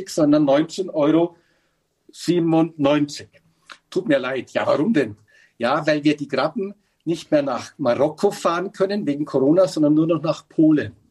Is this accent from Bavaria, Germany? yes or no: yes; Bavaria, Germany; Äh, ich als Bayer durfte nicht in Sillertal auf, mein, auf meine Hütte und bin mit der Familie nach Hamburg.